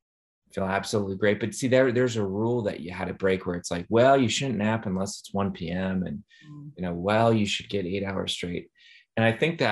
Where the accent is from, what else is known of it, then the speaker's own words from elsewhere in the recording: Midwest, United States; I'm from the Midwest